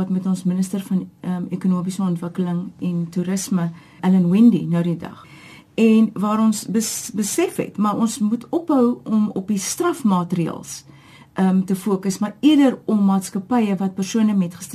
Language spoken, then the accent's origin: Afrikaans; Cape Town, Western Cape, South Africa; Ek is gebore in Getoe, Kaapenaar. Ek is een van die ek dink bevoorregtes om te sê my hele lewe lank hier gewoon.